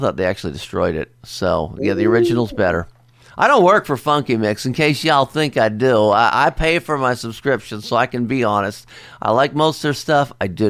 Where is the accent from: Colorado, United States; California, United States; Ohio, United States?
Ohio, United States; Cincinnati; they are going to be in concert right here in my hometown, Cincinnati